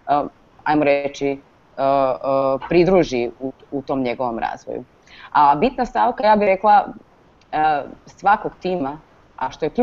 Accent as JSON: {"language": "Croatian", "country": "Croatia", "said": "kod nas u Hrvatskoj"}